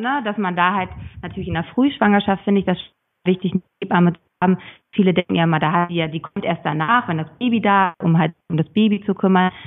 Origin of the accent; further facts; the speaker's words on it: Schleswig-Holstein, Germany; Ich komme aus Schleswig-Holstein